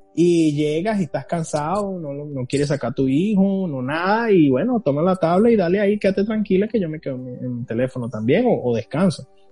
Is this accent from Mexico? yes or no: no; Venezuela; moved away as an adult; now in United States; yo vengo de Venezuela y yo trabajaba